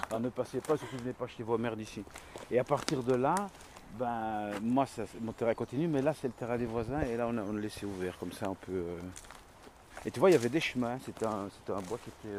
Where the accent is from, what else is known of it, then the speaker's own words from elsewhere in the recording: La Calamine, Wallonia, Belgium; now in Liège, Belgium; je viens de la campagne, je viens de la Calamine